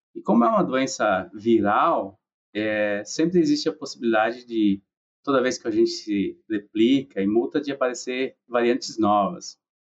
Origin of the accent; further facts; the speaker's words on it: Xavantina, Santa Catarina, Brazil; moved away as an adult; also born or lived in Lages, Santa Catarina; now in Iowa, United States; Sou natural de Santa Catarina, né? nasci numa cidade chamada Chavantina